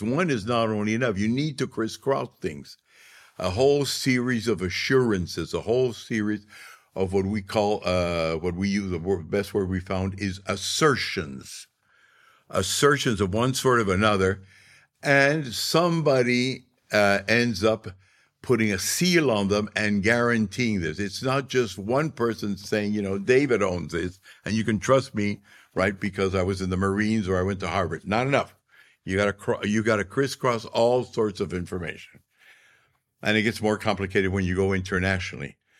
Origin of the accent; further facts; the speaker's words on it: Arequipa, Peru; my hometown, Arequipa